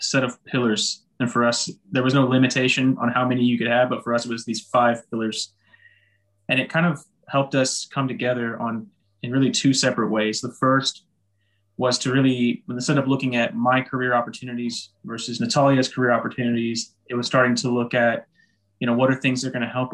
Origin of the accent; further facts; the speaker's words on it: United States; moved away; our family unit, you know, we're American, we celebrate Thanksgiving